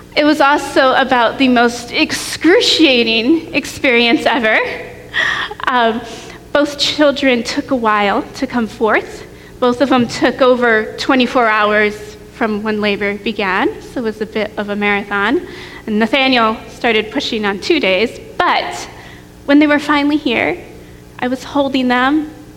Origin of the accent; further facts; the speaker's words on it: New York, United States; moved away as an adult; also born or lived in Tennessee; I grew up in New York State and I went to college in Tennessee.